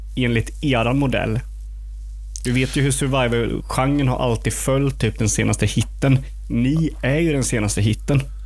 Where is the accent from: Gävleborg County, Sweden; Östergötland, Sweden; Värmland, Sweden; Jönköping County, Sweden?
Jönköping County, Sweden; Eksjö; jag är ju från Eksjö